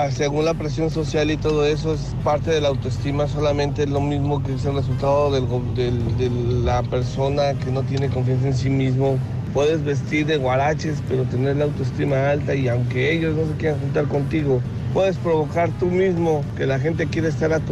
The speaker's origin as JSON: {"language": "Spanish", "town": "Culiacán", "region": "Sinaloa", "country": "Mexico", "tie": "born or raised there", "said": "si quieres ver una ciudad donde la gente le gusta aparentar, es en mi tierra natal, Culiacán, Sinaloa, Raúl."}